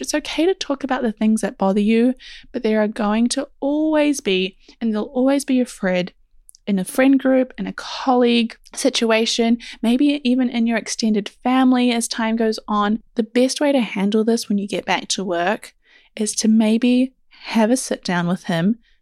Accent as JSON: {"language": "English", "country": "New Zealand", "said": "because I am also from New Zealand and it is a tiny little country"}